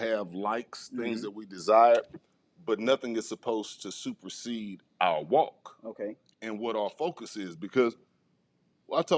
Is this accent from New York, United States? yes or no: no; Houston, Texas, United States; Born and raised in a neighborhood that I grew up in on the south side of Houston, Texas